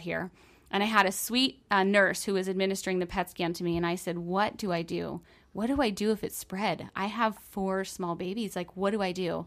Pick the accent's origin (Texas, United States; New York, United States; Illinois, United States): New York, United States; I'm from New York, and I went down to Disney World as an intern when I was in college